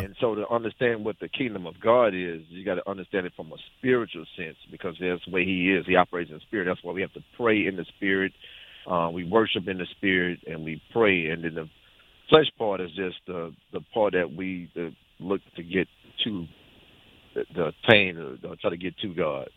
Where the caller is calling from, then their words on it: Jacksonville, Florida, United States; I'm calling from Jacksonville